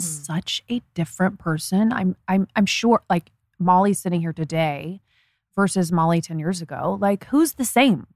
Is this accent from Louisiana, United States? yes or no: no; Indiana, United States; moved away; I'm from Indiana